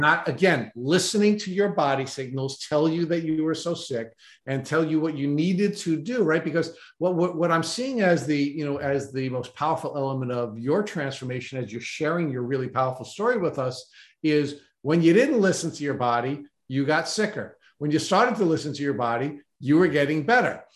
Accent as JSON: {"language": "English", "region": "New York", "country": "United States", "said": "I went from being a New Yorker"}